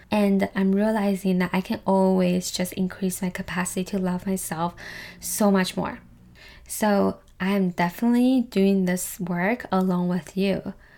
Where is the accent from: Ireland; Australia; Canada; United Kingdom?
Canada; also born or lived in Taiwan; as an Asian person myself, I am Taiwanese Canadian